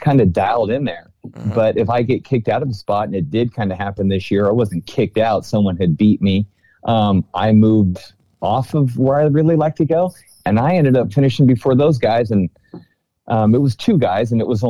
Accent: California Delta, United States; I grew up in the Delta

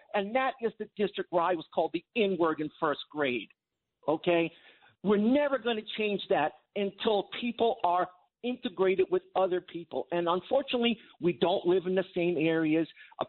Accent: Long Island, New York, United States; where I grew up on Long Island

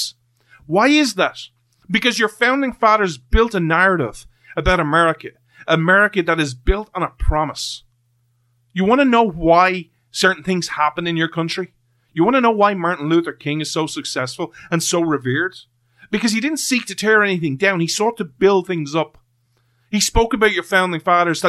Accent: Ireland; I'm from Ireland

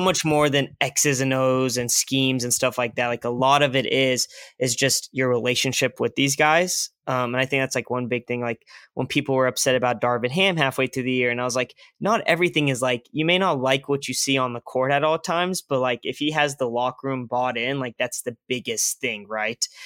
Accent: Tulsa, Oklahoma, United States; I'm from Tulsa

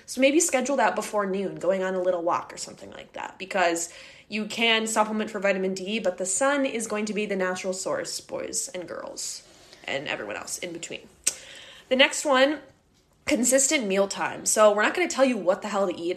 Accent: Midwest, United States; We're both from the Midwest

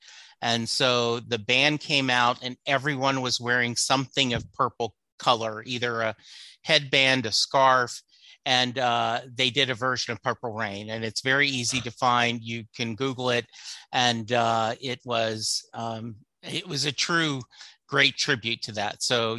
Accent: Texas, United States; I'm a Texan who puts beans in his chili, who doesn't own a gun, who believes in a woman's right to choose. So I guess I'm a little bit uncharacteristic of Texans

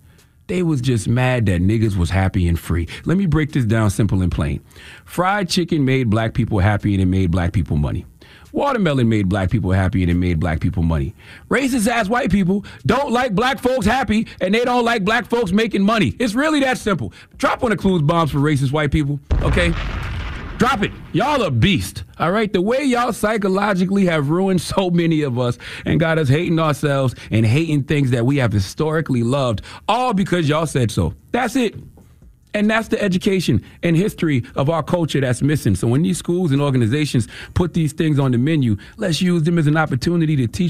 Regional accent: Moncks Corner, South Carolina, United States; All right, I'm from the South, South Carolina all day. Monk's Corner, what's happening? I was out there with my grandma chasing the chicken.

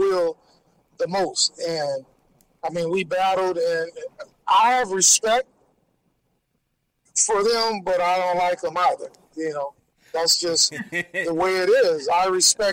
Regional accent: West Coast, United States; moved away as an adult; also born or lived in New York / New Jersey; I came from the West Coast

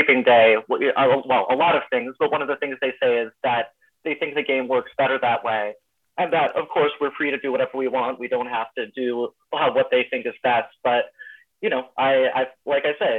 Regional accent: Dayton, Ohio, United States; moved away as an adult; now in Oakland, United States; I'm originally from Dayton, Ohio

